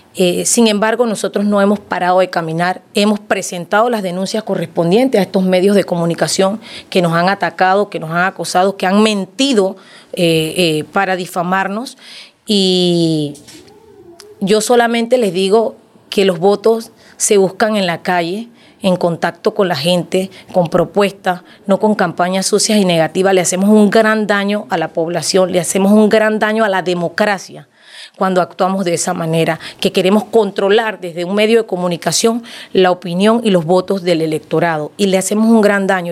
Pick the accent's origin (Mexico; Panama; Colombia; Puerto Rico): Panama; Capira, Panamá Oeste; en Capira la gente me conoce la gente sabe de dónde vengo, saben que soy hija